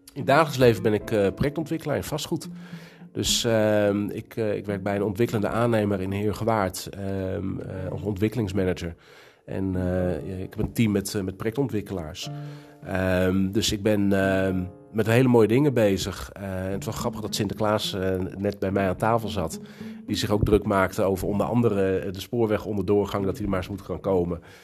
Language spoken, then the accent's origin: Dutch; Castricum, North Holland, Netherlands; Ik ben niet geboren in Kastrikum. Ik ben hier komen wonen toen ik, uh, eh, denk tien was